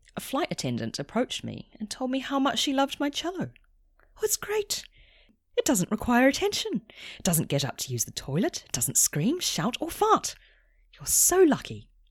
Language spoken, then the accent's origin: English; New Zealand; moved away as an adult; also born or lived in Sydney, Australia; now in London, United Kingdom; I'm a New Zealander